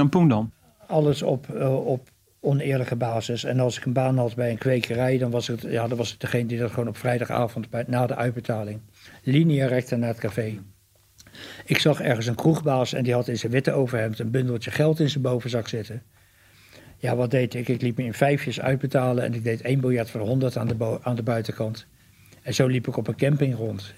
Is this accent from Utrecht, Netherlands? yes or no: no; The Hague, South Holland, Netherlands; de eerste vier jaar van mijn leven heb ik op, ben ik opgegroeid in de Haagse Schilderswijk.